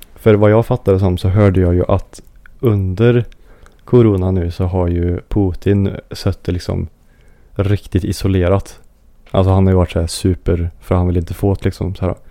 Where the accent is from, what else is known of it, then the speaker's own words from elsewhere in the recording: Sweden; som svensk då